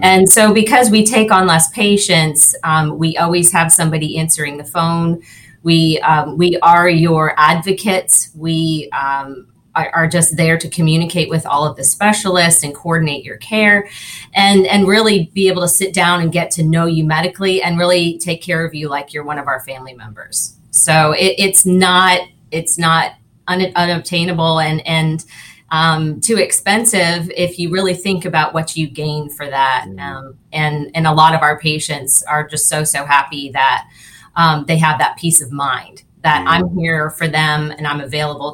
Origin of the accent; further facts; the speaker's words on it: Naples, Florida, United States; also born or lived in Tallahassee, Florida; So I was born and raised here in Naples. So I was born downtown at Naples Community Hospital